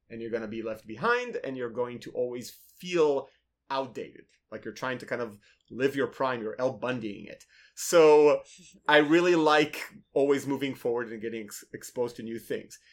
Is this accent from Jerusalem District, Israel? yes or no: no; Tel Aviv, Tel Aviv District, Israel; moved away as an adult; also born or lived in Minnesota, United States; now in United States; I'm originally from Tel Aviv